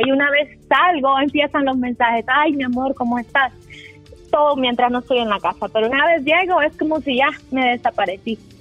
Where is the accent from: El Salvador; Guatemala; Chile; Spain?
El Salvador; yo soy, yo soy del Salvador